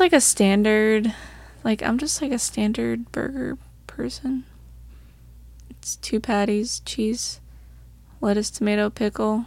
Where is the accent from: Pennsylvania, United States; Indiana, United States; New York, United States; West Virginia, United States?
New York, United States; Long Island; we're from Long Island